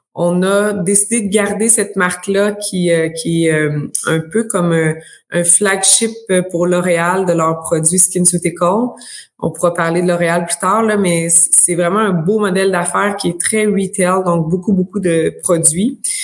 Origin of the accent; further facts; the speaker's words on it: Abitibi, Quebec, Canada; moved away as an adult; now in Sherbrooke, Canada; je viens de l'Abitibi